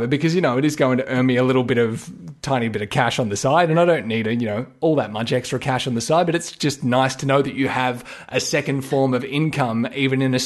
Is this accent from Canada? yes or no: no; Australia; listed as an Australian voiceover